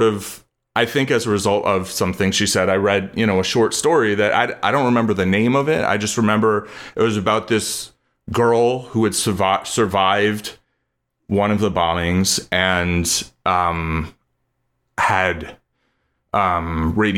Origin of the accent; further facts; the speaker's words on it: United States; I was born here